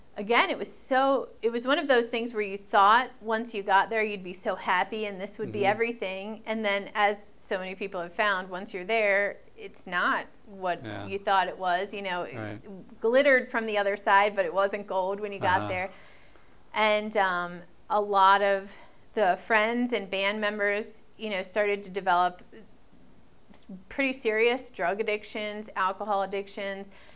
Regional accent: Maryland, United States; I'm from Maryland, so we would play in Baltimore, clubs in Baltimore, clubs in D.C.

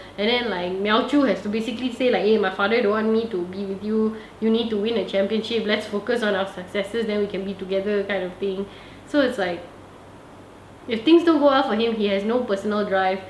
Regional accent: Malaysia; I'm Malaysian.

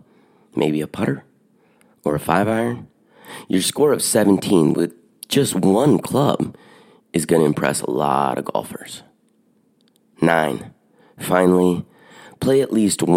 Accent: Eugene, Oregon, United States; my hometown, Eugene, Oregon

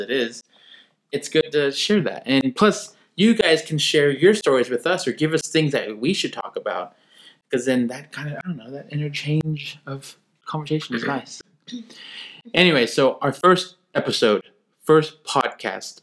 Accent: Norman, Oklahoma, United States; moved away; I was from Norman

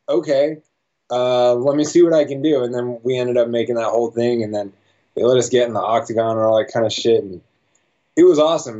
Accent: Las Vegas, Nevada, United States; I was born and raised in Vegas

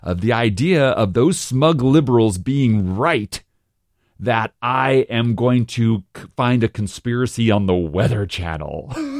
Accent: Texas, United States; you don't like me because I'm a Texan, so I have to be a double strong Texan.

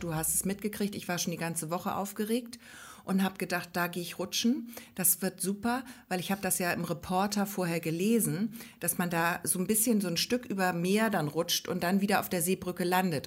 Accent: Hamburg, Germany; also born or lived in Grömitz area, Schleswig-Holstein; now in Schleswig-Holstein, Germany; Ich bin ja eigentlich aus Hamburg

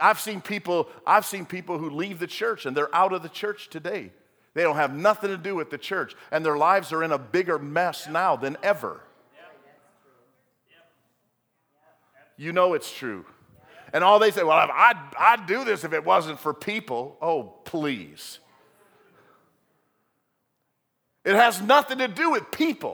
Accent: United States; we're Westerners, we're American Christians

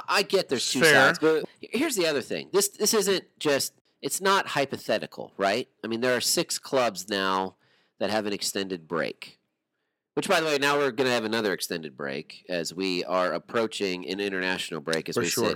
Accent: United States; There's an American flag on my profile on the FPL website. Because I'm from the United States

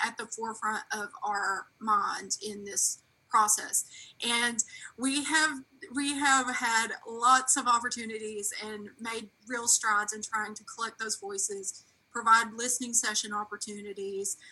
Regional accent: Knott County, Kentucky, United States; now in Columbus, United States; I grew up though in Knott County, Kentucky

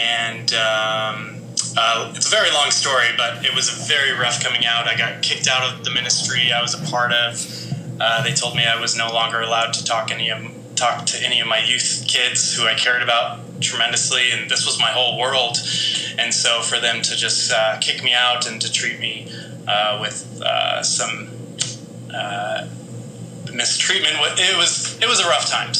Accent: Las Vegas, Nevada, United States; now in New York City, United States; I grew up in Las Vegas

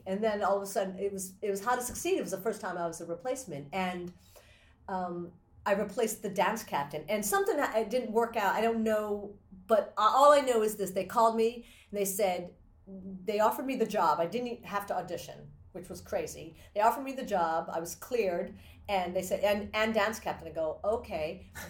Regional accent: Japan; born there; she's half Japanese. I'm first generation. I was born in Japan.

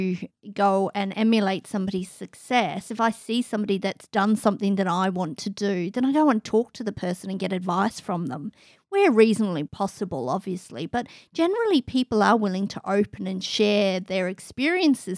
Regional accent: Ireland; I grew up in Ireland

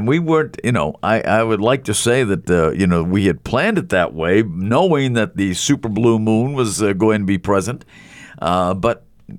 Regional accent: Boston, Massachusetts, United States; now in Concord, United States; growing up in the Boston area, about 10 minutes from the Bunker Hill Monument.

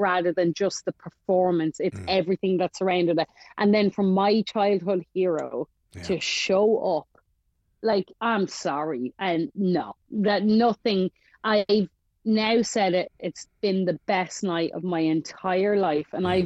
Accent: Ireland; I'm from Ireland

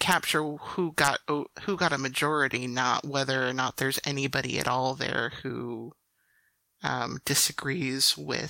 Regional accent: Chicago area, Illinois, United States; I'm from the Chicago area.

